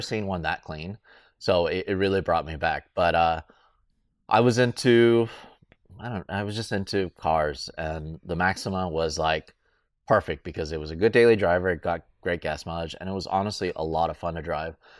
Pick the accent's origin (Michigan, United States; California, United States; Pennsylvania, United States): California, United States; Southern; I grew up in Southern California